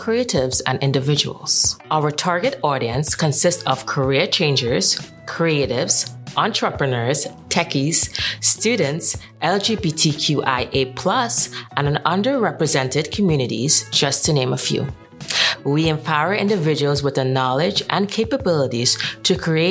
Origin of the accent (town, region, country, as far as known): Trinidad & Tobago; born or raised there; moved away as an adult; now in New York, United States